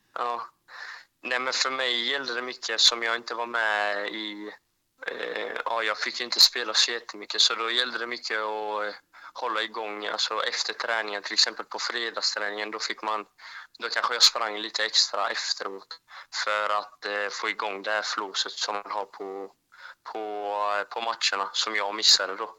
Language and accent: Swedish; Växjö, Kronoberg County, Sweden; jag är från Växjö